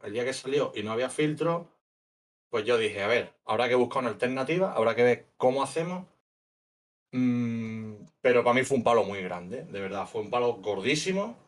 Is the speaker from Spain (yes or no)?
yes; Huelva, Andalusia, Spain; moved away as an adult; also born or lived in Colombia / Peru / South America / Europe; nací en un pueblo de Huelva y he estado la mitad de mi vida básicamente fuera de mi pueblo